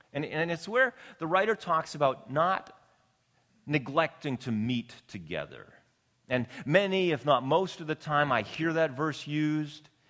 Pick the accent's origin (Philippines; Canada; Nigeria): Canada; Canadian Prairies; now in Long Beach, United States; Being born and raised on the Canadian prairies